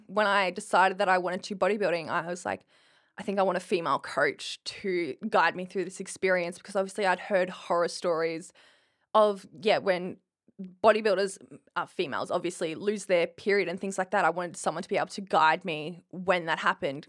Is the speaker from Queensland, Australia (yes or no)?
yes; Winton, Queensland, Australia; moved away as an adult; now in Brisbane, Australia; I come from Winton, which is population eight hundred sixteen hours from Brisbane